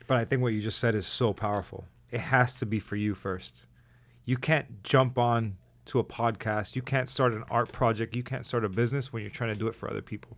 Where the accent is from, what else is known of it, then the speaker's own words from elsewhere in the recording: Hialeah, Florida, United States; I'm a kid from Hialeah